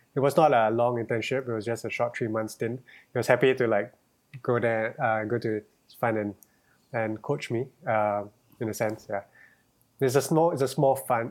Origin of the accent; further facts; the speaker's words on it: Singapore; growing up in Singapore